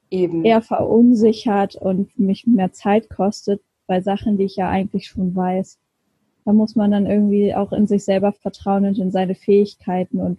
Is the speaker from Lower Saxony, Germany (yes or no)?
yes; Lower Saxony, Germany; now in Hamburg, Germany; ich bin eigentlich eine Niedersächsin und mhm. äh, bin leider keine Original-Hamburgerin. bin auch dazugezogen.